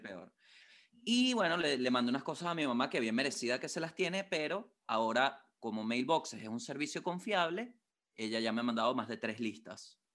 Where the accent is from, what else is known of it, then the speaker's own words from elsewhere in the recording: Venezuela; now in Santiago, Chile; como buen venezolano